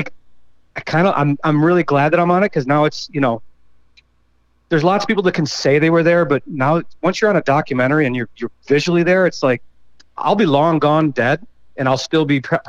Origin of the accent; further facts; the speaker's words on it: Buffalo, New York, United States; I'm originally from Buffalo